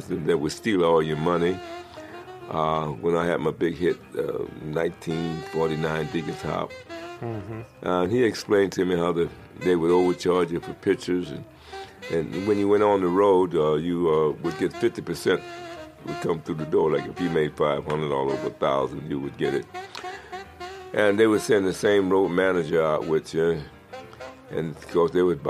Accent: Los Angeles, California, United States; I was born and raised in Watts

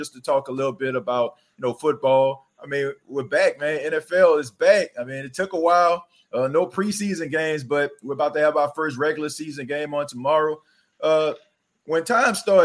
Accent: New Orleans, Louisiana, United States; I was born and raised in New Orleans

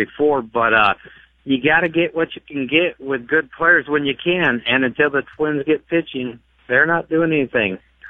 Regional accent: California, United States; moved away; growing up in California and a lifelong Dodger fan.

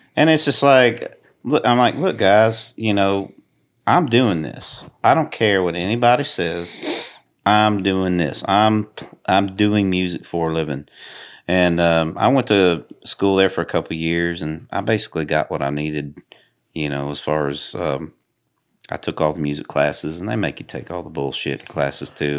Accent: Cunningham, Tennessee, United States; also born or lived in Houston, Texas; I was born in Houston, Texas, and, um, I, I really grew up in a place called Cunningham, about, probably about an hour from here.

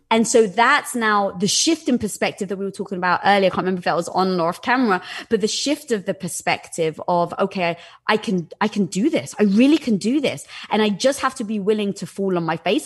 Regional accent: England, United Kingdom; moved away; growing up in England

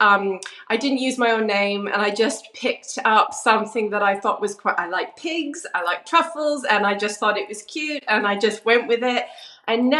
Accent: Vancouver Island, British Columbia, Canada; moved away as an adult; also born or lived in London, United Kingdom; now in Rye, United Kingdom; I'm originally from Canada, from Vancouver Island, and I was born and raised there.

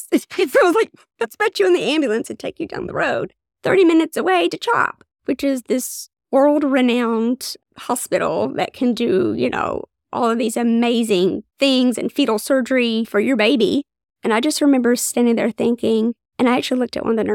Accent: Floyd County, Eastern Kentucky, United States; born or raised there; also born or lived in Philadelphia

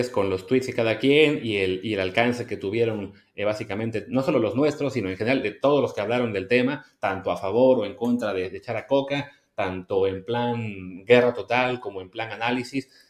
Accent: Mexico; como somos los mexicanos

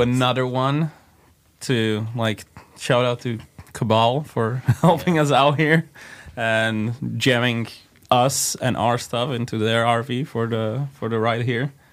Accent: Slovakia; We're from Slovakia, Netherlands

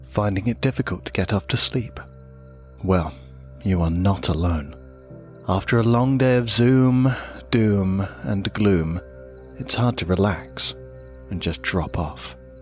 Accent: Oldham, North West England, United Kingdom; my hometown team of Oldham

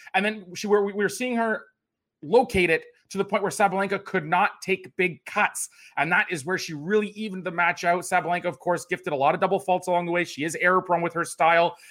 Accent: Canada; also born or lived in Toronto; as a Canadian tennis fan

